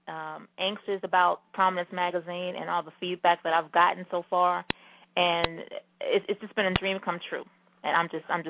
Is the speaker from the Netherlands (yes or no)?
no; the South, United States; moved away as an adult; also born or lived in Charlotte, North Carolina; now in New York City, United States; I'm from the South